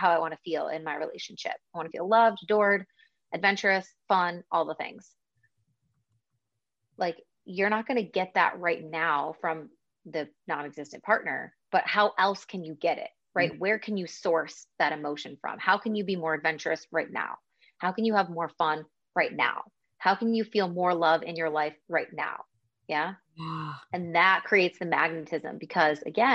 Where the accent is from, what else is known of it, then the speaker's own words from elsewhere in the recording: Buffalo, New York, United States; now in Spain; I'm also from Buffalo, which is like also snow central